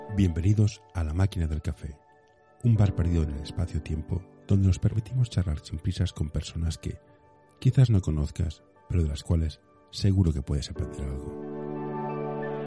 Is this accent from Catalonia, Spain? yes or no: yes; Barcelona, Catalonia, Spain; soy de Barcelona